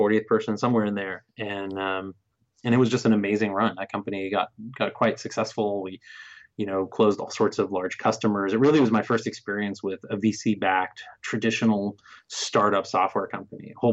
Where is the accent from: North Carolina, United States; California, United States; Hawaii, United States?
California, United States; Bay Area; I'm from the Bay Area